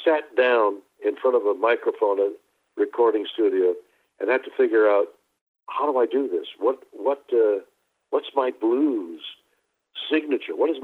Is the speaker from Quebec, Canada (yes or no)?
yes; Montreal, Quebec, Canada; I was born and raised in Montreal, Canada